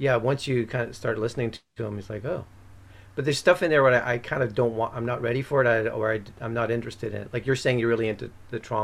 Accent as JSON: {"language": "English", "country": "Ireland", "moved": "yes", "lives_now": "Canada", "said": "I'm from Ireland"}